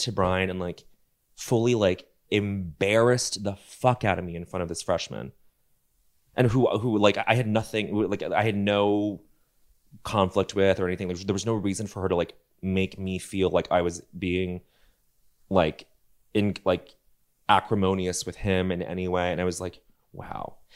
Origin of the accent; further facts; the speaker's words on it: Denver, Colorado, United States; moved away; growing up in Denver